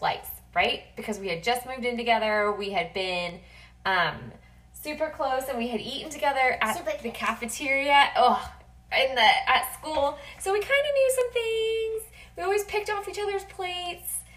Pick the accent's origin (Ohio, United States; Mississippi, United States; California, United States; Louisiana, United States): California, United States; Los Angeles; I am from Los Angeles, right? We have really good tacos here. I grew up having tacos probably once a week